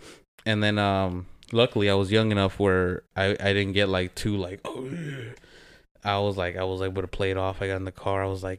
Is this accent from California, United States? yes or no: yes; Whittier, California, United States; I grew up over here in Whittier. I hung out with a lot of the Pico punks, and their go-to was the Mickey's.